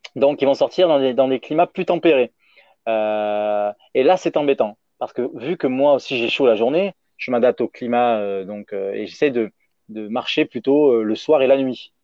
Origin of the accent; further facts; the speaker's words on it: France; en tant que Français